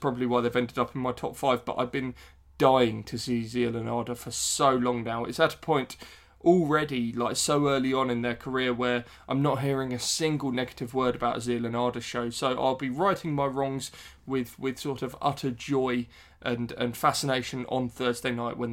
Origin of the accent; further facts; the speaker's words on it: West Sussex, South East England, United Kingdom; I'm from West Sussex originally